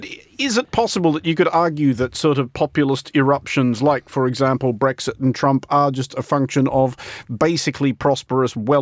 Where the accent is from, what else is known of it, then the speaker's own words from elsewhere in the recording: Australia; now in United Kingdom; Australia, which is, of course, my home country, where I do still spend a reasonable amount of time